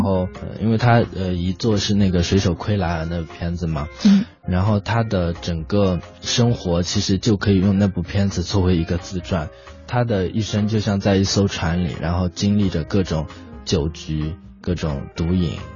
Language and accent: Chinese; China; 我们中国人